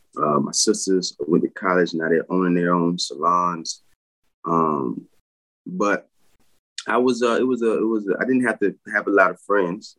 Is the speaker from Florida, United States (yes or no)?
yes; Pensacola, Florida, United States; Born and raised in Pensacola, Florida